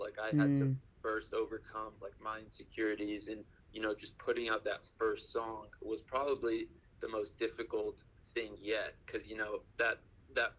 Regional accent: Houston, Texas, United States; moved away as an adult; also born or lived in Austin, Texas; now in Los Angeles, United States; Born and raised in Houston, Texas, to immigrant parents

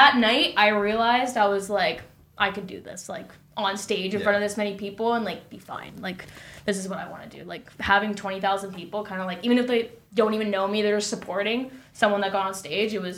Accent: Hamilton, Ontario, Canada; Hamilton, like, my hometown

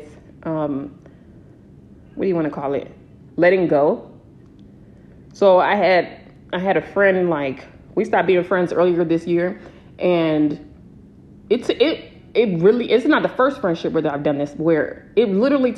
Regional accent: San Diego, California, United States; moved away as an adult; I'm from San Diego

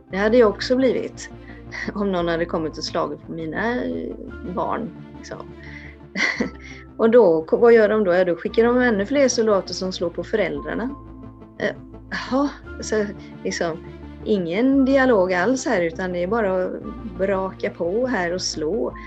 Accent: Sweden; för mig som svensk

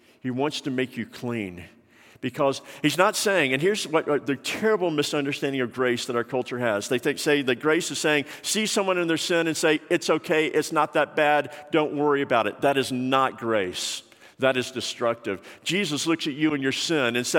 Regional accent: Atlanta, Georgia, United States; when I was growing up in Atlanta

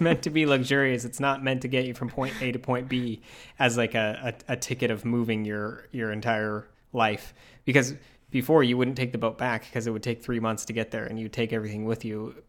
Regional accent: Utah, United States; moved away; I grew up in Utah

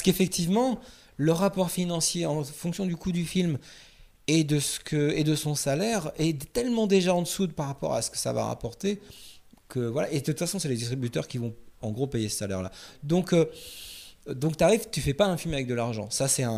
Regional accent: France; on est français

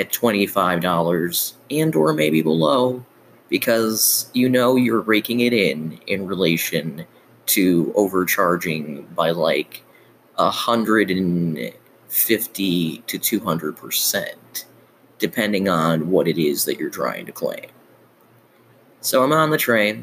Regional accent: Chicago, Illinois, United States; I grew up in Chicago

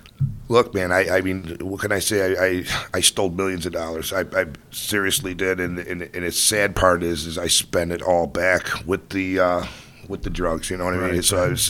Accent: Gates, New York, United States; I was born in Gates.

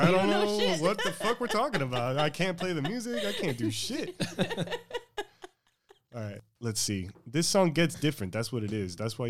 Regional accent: Miami, Florida, United States; accent: Miami; we're all from Miami.

